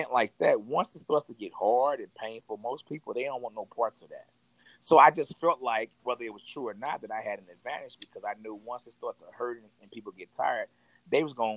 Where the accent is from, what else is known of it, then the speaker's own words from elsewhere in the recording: Fort Worth, Texas, United States; also born or lived in Dallas, Texas; I'm from Fort Worth, Texas. I was born in Dallas, raised in Fort Worth.